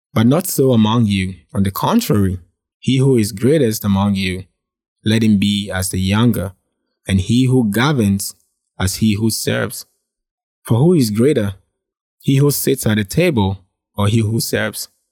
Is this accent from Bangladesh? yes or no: no; Ghana; I was born and raised in Ghana